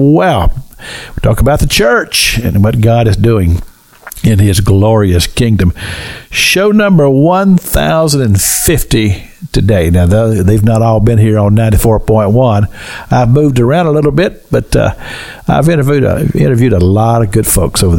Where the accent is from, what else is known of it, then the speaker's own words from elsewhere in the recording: Kentucky, United States; moved away as an adult; also born or lived in Cincinnati, Ohio; I grew up in Kentucky, and I moved to Cincinnati to go to Bible college